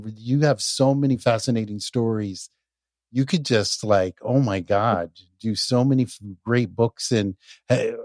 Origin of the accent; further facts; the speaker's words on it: New York, United States; moved away; also born or lived in the South; I was brought up in New York. So from moving from New York down to the South